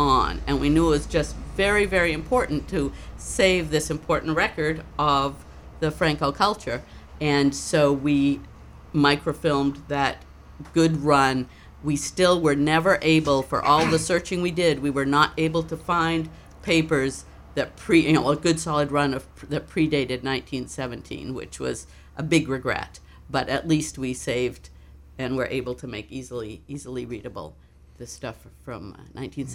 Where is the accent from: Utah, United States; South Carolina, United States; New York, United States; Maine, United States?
Maine, United States; Farmington; also born or lived in Massachusetts; I grew up in Farmington, Maine, so not that far from the Canadian border